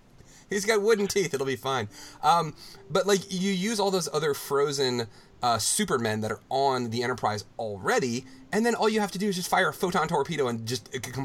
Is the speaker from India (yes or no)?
yes; New Delhi, Delhi, India; Yes, I grew up in New Delhi.